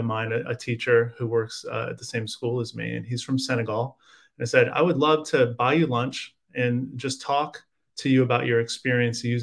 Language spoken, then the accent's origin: English; United States; as an American